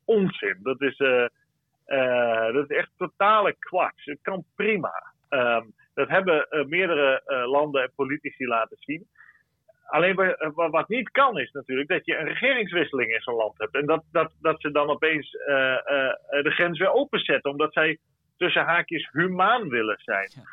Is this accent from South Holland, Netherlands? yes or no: no; Friesland, Netherlands; now in Brussels, Belgium; als Fries